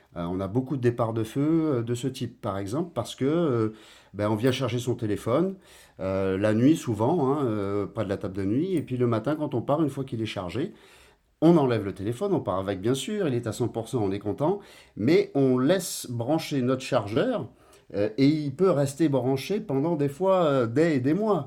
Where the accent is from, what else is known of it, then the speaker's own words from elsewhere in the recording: Guadeloupe; now in Martinique; je suis guadeloupéen de naissance